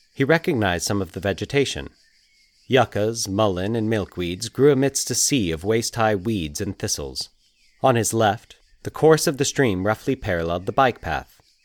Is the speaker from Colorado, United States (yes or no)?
yes; Aurora, Colorado, United States; moved away; my hometown of Aurora, Colorado